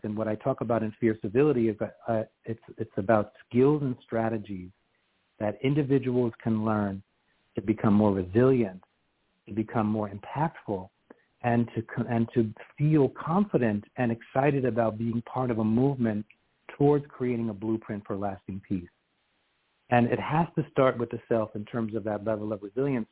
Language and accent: English; New York City, New York, United States; moved away as an adult; now in Washington, D.C., United States; my roots growing up in Queens, New York